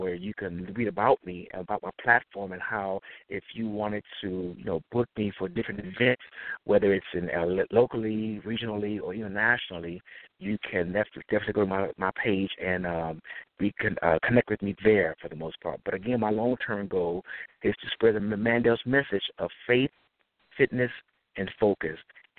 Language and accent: English; Detroit, Michigan, United States; also born or lived in Chicago / Atlanta / Indianapolis; now in Los Angeles, United States; I grew up in Detroit, Michigan, and I lived in Chicago, Atlanta, Indianapolis, and now I'm here in the great city of L.A.